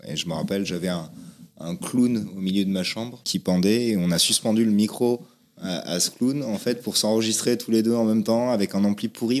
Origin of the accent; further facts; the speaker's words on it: Toulouse, Occitania, France; also born or lived in Vincennes / Paris; j'ai vécu mes deux premières années à Paris, et après j'ai grandi à Toulouse